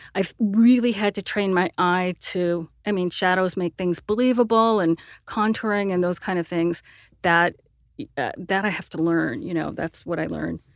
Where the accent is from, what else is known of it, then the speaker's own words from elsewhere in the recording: Sierra Vista, Arizona, United States; I grew up in a tiny podunk town of, uh, Sierra Vista, Arizona.